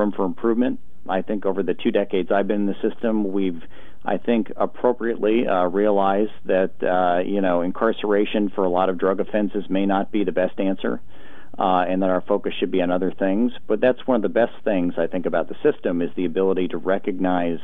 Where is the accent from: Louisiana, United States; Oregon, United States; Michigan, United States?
Oregon, United States; Portland; born or raised there